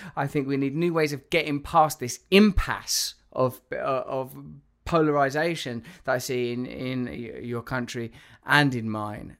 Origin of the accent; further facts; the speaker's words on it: England, United Kingdom; moved away; being English